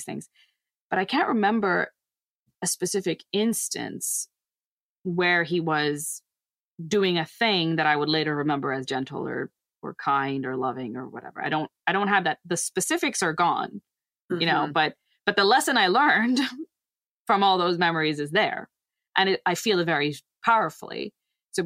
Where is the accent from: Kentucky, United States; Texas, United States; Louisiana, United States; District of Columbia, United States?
Texas, United States; I say I'm from Texas